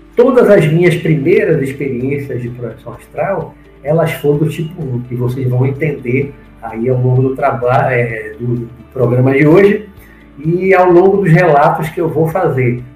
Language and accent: Portuguese; Salvador, Bahia, Brazil; also born or lived in Rio de Janeiro; na infância, quando morava no Rio de Janeiro, logo que eu voltei para Salvador em, em 69, 70.